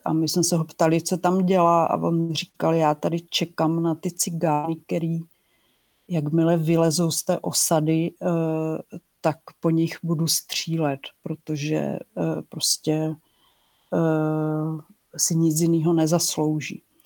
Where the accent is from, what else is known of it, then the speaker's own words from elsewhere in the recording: Czechia; also born or lived in Brno; já jsem novinářka, eh, z Česka